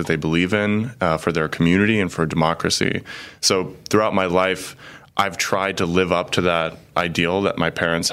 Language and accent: English; Cincinnati, Ohio, United States; moved away as an adult; also born or lived in Chicago, Illinois / Italy / Poland; now in Peoria, United States; I'm originally from Cincinnati, Ohio